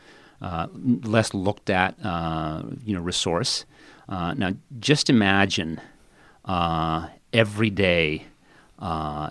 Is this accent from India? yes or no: yes; India; I grew up in India, and I lived for essentially all of my childhood in the foothills of the Himalayan mountains.